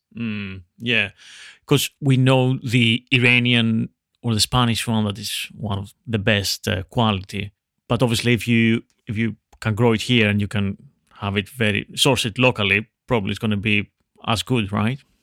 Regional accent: Veria, Central Macedonia, Greece; English is a second language; moved away; I'm come from Greece, but the north Greece where I'm from, near, I'm from Veria

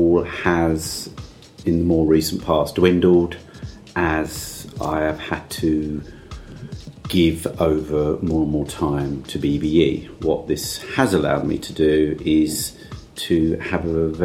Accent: Essex coast, East of England, United Kingdom; I was going to sleep listening to Radio Caroline because I grew up on the Essex coast

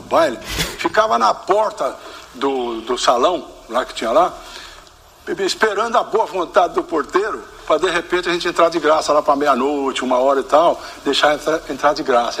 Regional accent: São Joaquim da Barra, São Paulo, Brazil; Minha terra, quando eu falo minha terra é São Joaquim da Barra. Né? Quando Quando era garoto em São Joaquim da Barra

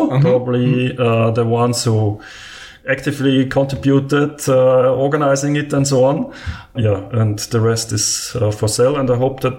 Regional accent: Vienna, Austria; I'm from Vienna in Austria.

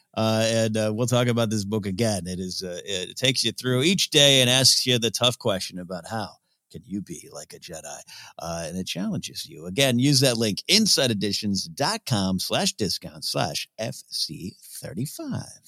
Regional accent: San Luis Obispo, California, United States; my hometown, uh, San Luis Obispo, Rio Grande, California

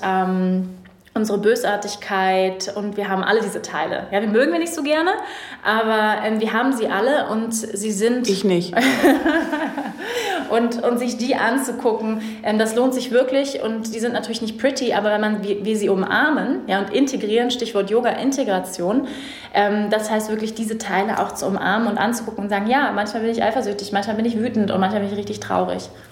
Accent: Germany; moved away as an adult; also born or lived in Bali; die Werte, die wir als Deutsche mitgekriegt haben

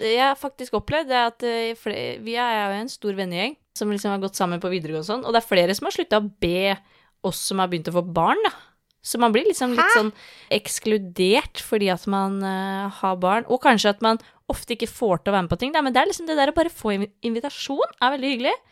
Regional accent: Tønsberg, Vestfold, Norway; vi er fra Tønsberg

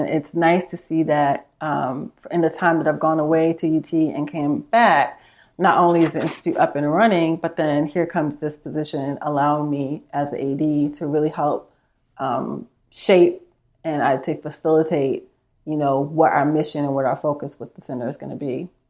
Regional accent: New York City, New York, United States; moved away as an adult; also born or lived in Manhattan; now in Austin, United States; I am originally from New York. I'm from Queens, spent a lot of my time in, uh, the city of Manhattan

